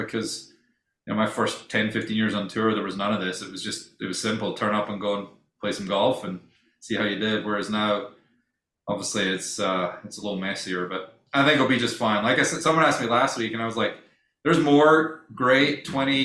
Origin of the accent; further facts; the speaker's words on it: Scotland, United Kingdom; moved away; I'm Scottish